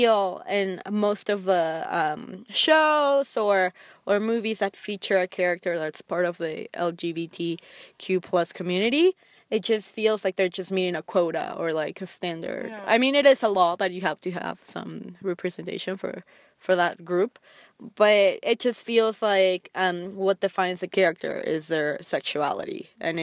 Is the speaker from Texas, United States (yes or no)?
yes; Texas, United States; I grew up in Texas